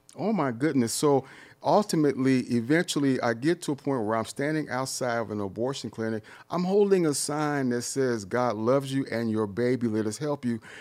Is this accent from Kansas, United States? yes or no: no; Detroit, Michigan, United States; moved away; also born or lived in San Diego; I grew up in Detroit, and Detroit was all black